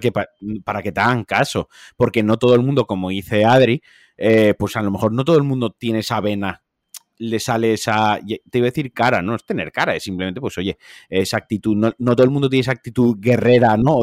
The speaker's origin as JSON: {"language": "Spanish", "region": "Valencian Community", "country": "Spain", "said": "soy valenciano"}